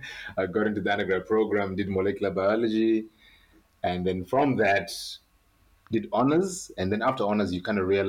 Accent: Harare, Zimbabwe; I'm from Zimbabwe. I grew up in Harare, so I'm a Shona speaker

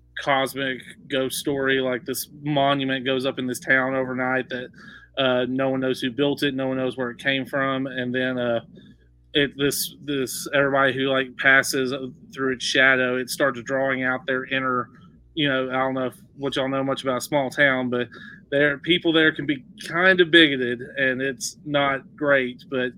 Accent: East Texas, United States; I grew up in East Texas

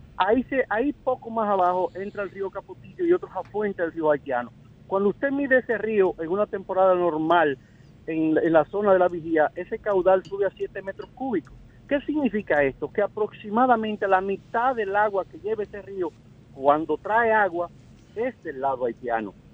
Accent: Dominican Republic; nosotros, como dominicanos

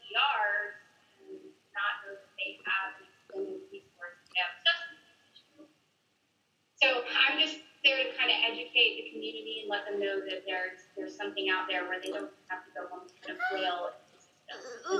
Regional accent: Stone Mountain, Georgia, United States; moved away as an adult; also born or lived in Charlotte, North Carolina; now in Atlanta, United States; I am born and raised in Stone Mountain, Georgia, a little bit outside of Atlanta. Took a whim, moved to Charlotte, Noda

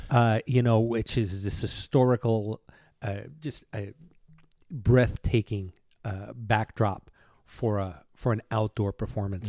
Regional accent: New York City, New York, United States; moved away; also born or lived in Cuba; I grew up in Manhattan from the age of two until I came here.

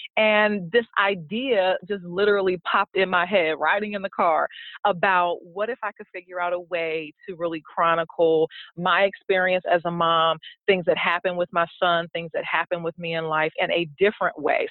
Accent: Prince George's County, Maryland, United States; now in Baltimore, United States; I'm actually from the Prince George's County, Maryland area.

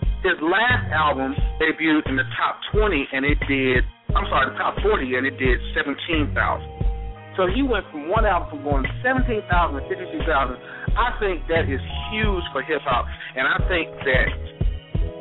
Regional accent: Mississippi, United States; moved away; also born or lived in Montgomery, Alabama; I'm from Mississippi

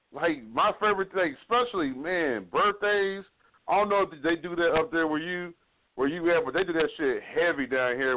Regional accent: Fort Worth, Texas, United States; I'm from Fort Worth

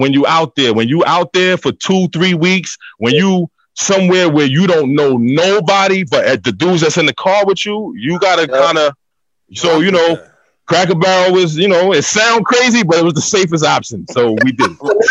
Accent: New York City, New York, United States; I'm from Albany Projects. Like that's where I'm from

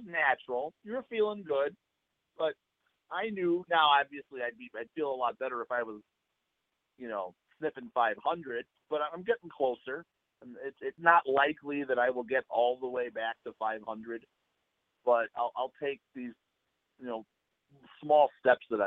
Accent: Chicago, Illinois, United States; the White Sox postgame shows that we grew up with out in Chicago

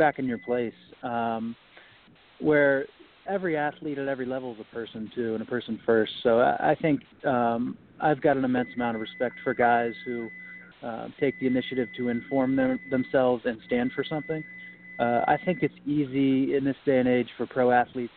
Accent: Ohio, United States; I grew up in Ohio, so I was probably 10 or 11 years old

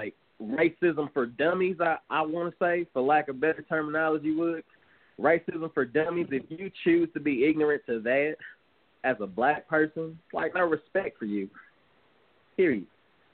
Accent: the South, United States; we were born and raised in the South

